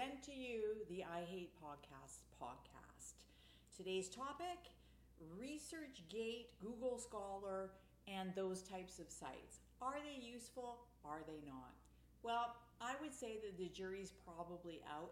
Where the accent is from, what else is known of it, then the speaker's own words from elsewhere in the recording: Canada; I'm Canadian